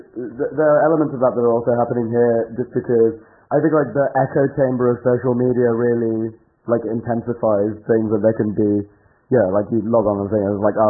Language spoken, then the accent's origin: English; United Kingdom; as a British person